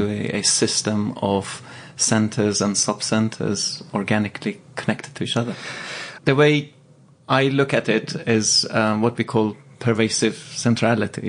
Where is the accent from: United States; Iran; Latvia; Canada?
Iran; Tehran, Tehran Province; now in London, United Kingdom; I grew up in Tehran